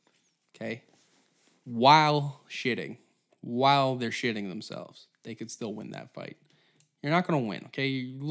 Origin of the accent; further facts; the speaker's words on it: Halifax, Nova Scotia, Canada; born in fucking Nova Scotia. And then all of a sudden, like, you're Chinese now. And you're like, I'm from Halifax.